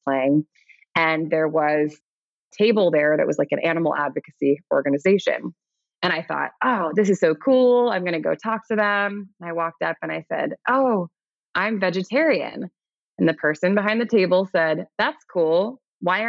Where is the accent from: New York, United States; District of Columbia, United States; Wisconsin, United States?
New York, United States; New York City; I grew up in New York City.